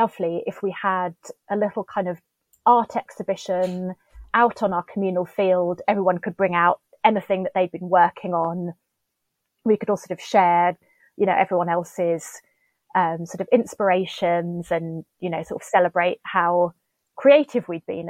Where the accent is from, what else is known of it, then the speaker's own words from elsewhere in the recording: Steyning, South East England, United Kingdom; moved away as an adult; now in London, United Kingdom; Yeah, so I was born and brought up in West Sussex, about sort of 20 miles northwest of Brighton. Mm-hmm. So grew up near the River Ader, actually, just sort of on the outskirts of a village called Stenning. Moved to London to go to university when I was 19.